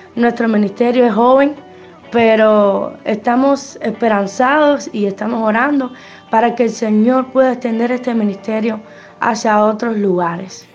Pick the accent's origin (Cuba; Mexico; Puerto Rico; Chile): Cuba; yo soy de Cuba